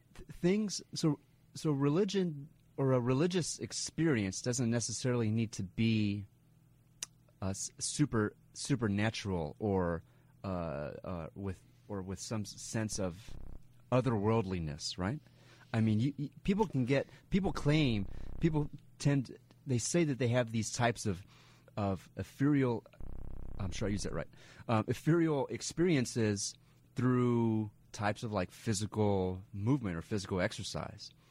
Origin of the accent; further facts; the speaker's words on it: Grant County, New Mexico, United States; I grew up in uh, rural rural New Mexico